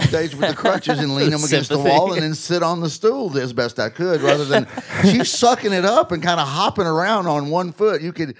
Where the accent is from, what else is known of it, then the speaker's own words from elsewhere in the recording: Alabama, United States; moved away; I'm from Alabama